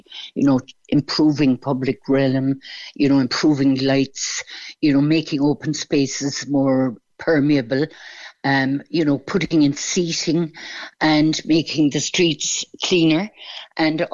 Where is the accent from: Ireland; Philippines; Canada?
Ireland; Mitchelstown, Munster; moved away as an adult; also born or lived in Douglas, Cork; now in Cork, Ireland; Originally, I'm from Mitchelstown, and very proud of that, of course. But I came to live in Douglas when my children were small